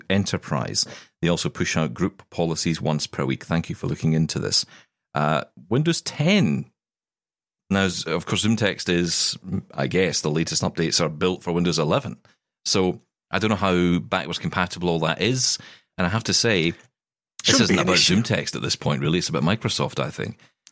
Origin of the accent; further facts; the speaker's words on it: United Kingdom; we're British